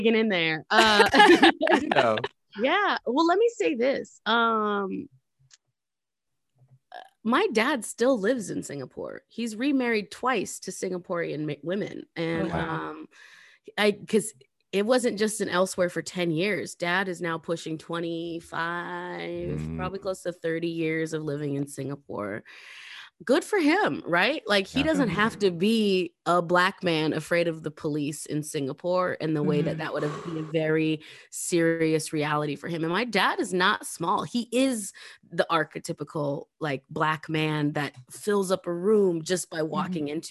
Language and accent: English; Lapwai, Idaho, United States; I moved back to Lapway after my parents got divorced